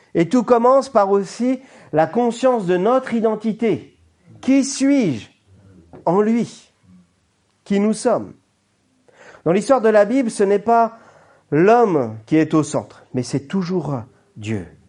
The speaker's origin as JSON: {"language": "French", "region": "Brittany", "country": "France", "said": "en tant que Français, et breton"}